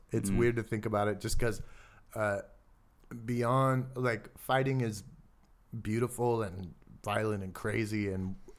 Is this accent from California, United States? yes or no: yes; California, United States; it's as like a Californian drinking my single origin latte and getting my green juice.